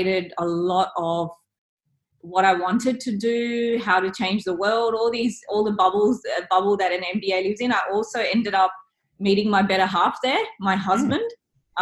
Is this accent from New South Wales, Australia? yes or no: yes; Sydney, New South Wales, Australia; I grew up in Sydney from kindergarten